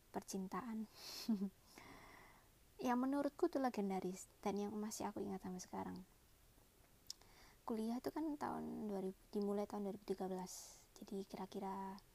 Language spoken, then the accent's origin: Indonesian; Malang, East Java, Indonesia; uh, kebetulan aku orang Malang ya dia tanya eh emang kalau orang Malang itu ngomongnya suka dibalik-balik ya